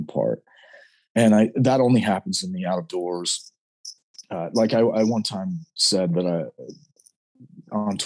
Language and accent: English; Southern Utah, United States; now in Idaho, United States; we live in Idaho now, but I am from Southern Utah.